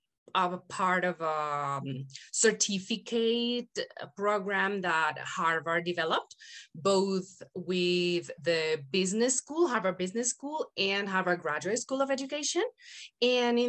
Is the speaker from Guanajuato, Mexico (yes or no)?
no; Guadalajara, Jalisco, Mexico; first language Spanish; English is a second language; I'm Mexican, born and raised in Guadalajara, Jalisco, which is the land of tequila